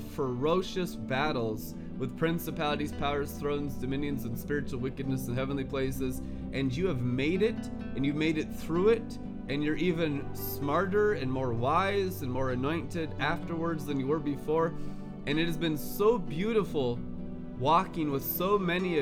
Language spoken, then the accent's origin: English; Seattle, Washington, United States; also born or lived in California; now in Twin Cities, United States; I grew up in Seattle and California